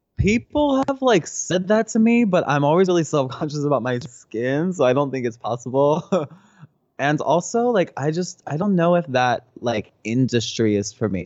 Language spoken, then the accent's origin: English; New Jersey, United States; moved away as an adult; also born or lived in San Francisco; now in Los Angeles, United States; I'm from New Jersey